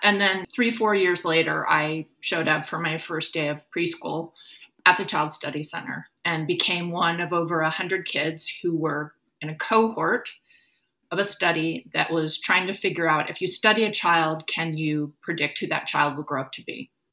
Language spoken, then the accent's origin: English; Oakland, California, United States; moved away as an adult; also born or lived in Berkeley; now in Naples, United States; I was born on April 10th, 1968, in an Oakland hospital